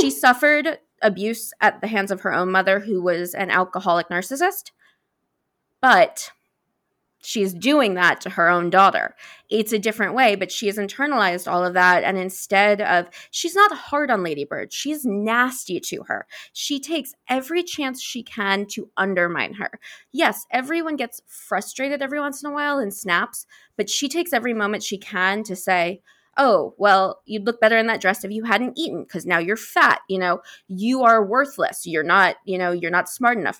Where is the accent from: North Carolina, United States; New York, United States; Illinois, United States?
New York, United States; I'm from New York